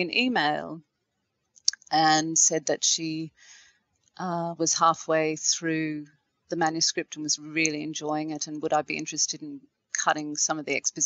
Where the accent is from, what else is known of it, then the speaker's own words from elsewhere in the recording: Australia; as an Australian of Irish descent. But, you know, my family has been here for quite a few generations